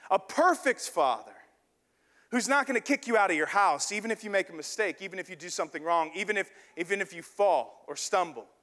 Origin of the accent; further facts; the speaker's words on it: the South, United States; born there; I was born in the South. And, you know, just kind of the South is kind of a Christian place.